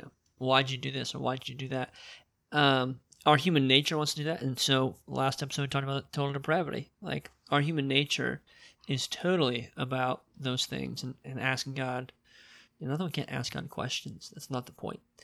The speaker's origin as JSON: {"language": "English", "country": "United States", "tie": "born or raised there", "said": "why was I born in America"}